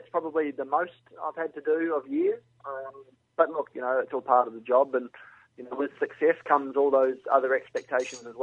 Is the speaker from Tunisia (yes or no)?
no; New Zealand; also born or lived in England; I only spent 11 months in England, so I did all my schooling and everything like that in New Zealand